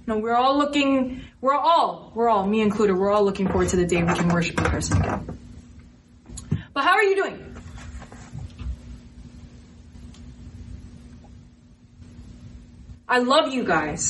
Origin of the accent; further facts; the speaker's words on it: United States; I was born in America